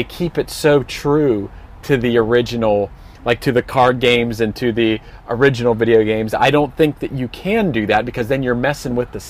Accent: Pennsylvania, United States; we went out to this small town called Charleroi, which is near the town where I grew up in Pennsylvania.

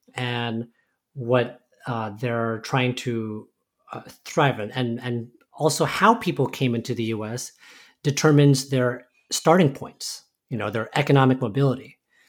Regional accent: Oxnard, California, United States; So, I was born in Oxnard, California, and grew up in a kind of a mostly Hispanic and Asian community.

